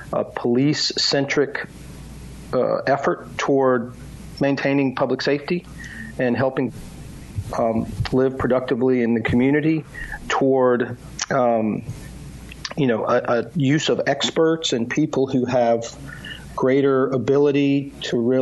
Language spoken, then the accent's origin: English; Mississippi, United States; I'm from Mississippi. My family's from Mississippi